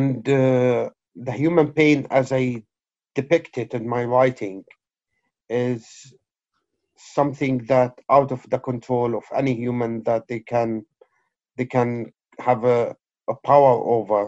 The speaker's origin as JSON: {"language": "English", "town": "Aleppo", "region": "Aleppo Governorate", "country": "Syria", "tie": "born or raised there", "also_born_or_lived": "Kobani", "moved": "as an adult", "lives_now": "United Kingdom", "said": "I'm originally Syrian Kurd from the or originated from the town of Kobani, but born and raised in Aleppo. British Syrian poet who came here in 2003"}